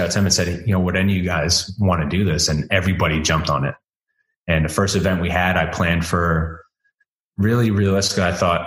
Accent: Long Island, New York, United States; now in Waxhaw, United States; We grew up in Long Island, New York, in Suffolk County

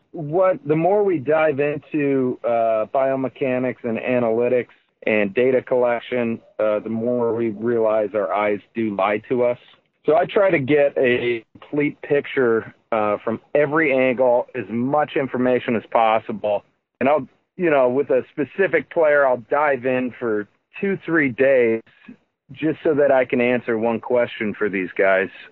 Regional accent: South Holland, Illinois, United States; now in St. John, Indiana, United States; I'm in I'm in St. John, Indiana, um, and I grew up in South Holland, Illinois

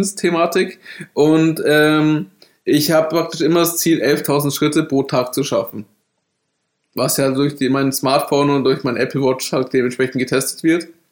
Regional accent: Bavaria, Germany; ich bin in Bayern aufgewachsen

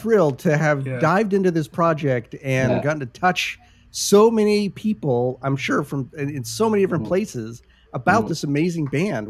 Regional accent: Petaluma, California, United States; born or raised there

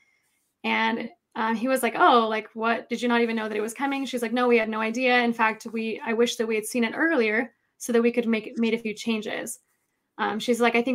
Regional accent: Missouri, United States; moved away as an adult; also born or lived in Idaho / Utah / Wyoming; I am from Missouri.

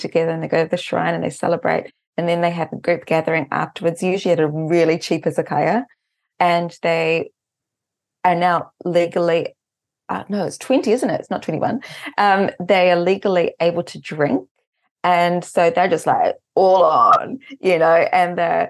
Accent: Auckland, New Zealand; moved away as an adult; also born or lived in Korea; now in Japan; in Auckland, New Zealand, where I'm actually from New Zealand

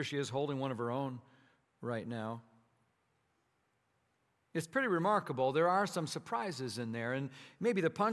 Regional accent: Minnesota, United States; moved away; So I grew up in Minnesota

